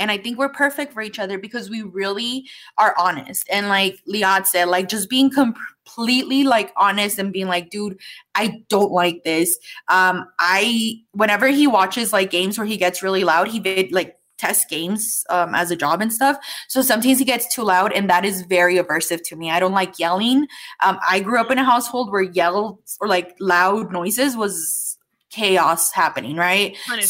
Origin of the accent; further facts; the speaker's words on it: Mexico; Because I grew up in Mexico. I grew up very traditional, where like my aunts would hide from my grandpa to not get in trouble.